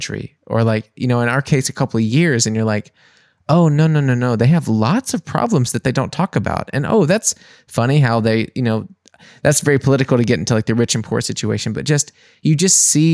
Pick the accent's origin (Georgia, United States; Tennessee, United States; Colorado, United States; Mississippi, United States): Mississippi, United States; moved away as an adult; also born or lived in New Orleans; now in Germany; I was also from Mississippi